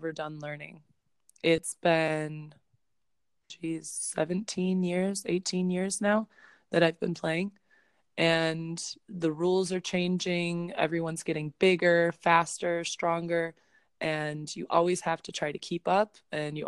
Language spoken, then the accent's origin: English; Chicago, Illinois, United States; I'm from Chicago